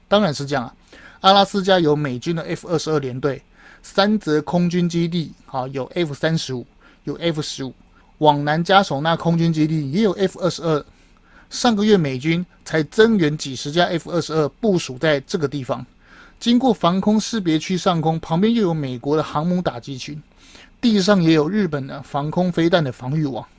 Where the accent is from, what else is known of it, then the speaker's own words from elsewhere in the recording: Taiwan; 我们台湾人